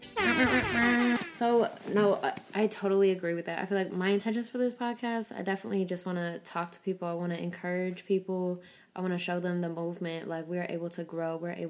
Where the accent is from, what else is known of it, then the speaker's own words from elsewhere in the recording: Maryville, United States; I'm from Maryville